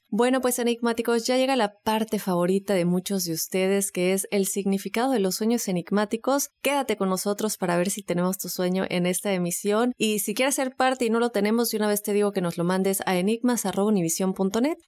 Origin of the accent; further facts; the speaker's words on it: Mérida, Yucatán, Mexico; Mi bello Mérida, Joel, mi ciudad